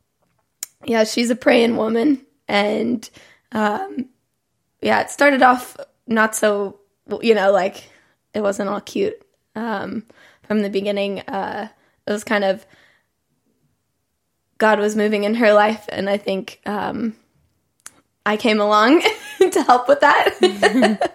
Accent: Texas, United States; moved away as an adult; I'm from the Bible Belt

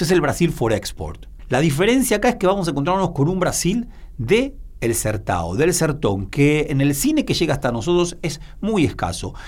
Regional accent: Argentina

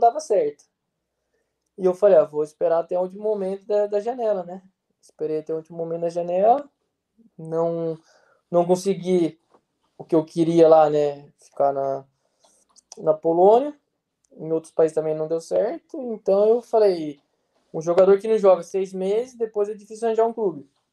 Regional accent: Brazil; moved away; sou brasileiro

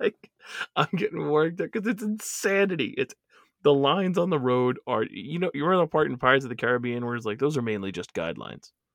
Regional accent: New York, United States; we're both, we're from New York

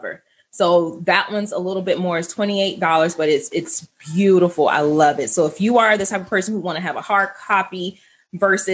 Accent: Archer, Florida, United States; I grew up in Archer

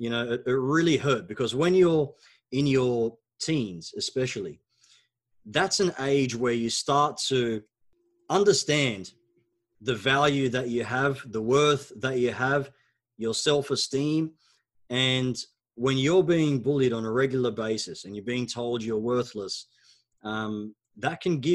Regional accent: Australia; first language Arabic; English is a second language; also born or lived in Egypt; When we immigrated from Egypt to Australia

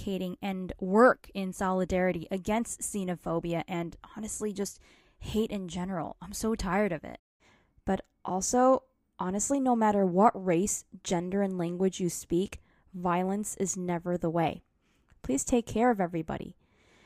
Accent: United States; I am Asian American

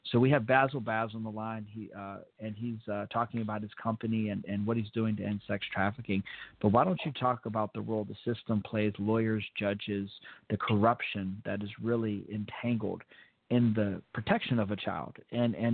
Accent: Fort Benning, Georgia, United States; born there; I was born in Fort Benning, as a lot of people know

